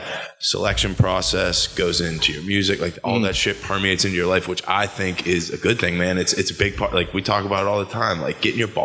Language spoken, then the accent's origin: English; Pittsburgh, Pennsylvania, United States; I grew up in the East End.